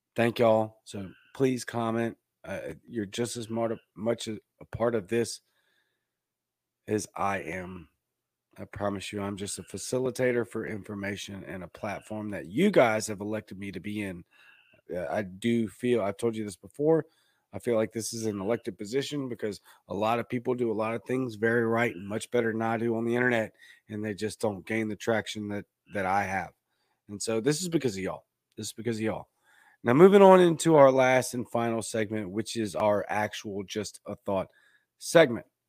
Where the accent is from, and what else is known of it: United States